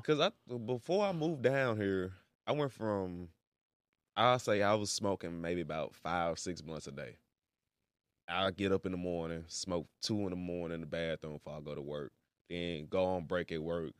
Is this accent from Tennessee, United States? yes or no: yes; Memphis, Tennessee, United States; moved away as an adult; now in Tulsa, United States; I'm from Memphis